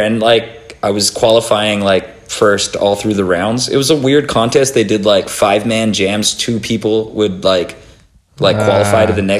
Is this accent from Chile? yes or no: yes; Chile; also born or lived in Australia / Canada; I'm an Australian born Chilean, so two Chilean parents had me in Australia. I moved to Canada at 7, and then I moved to Chile at 10.